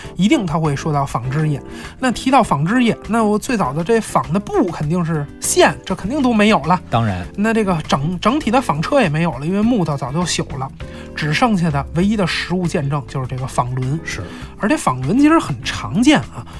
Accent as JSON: {"language": "Chinese", "country": "China", "said": "我们中国人"}